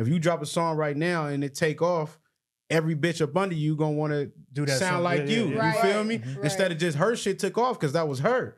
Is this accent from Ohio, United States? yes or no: no; Long Beach, California, United States; We from Long Beach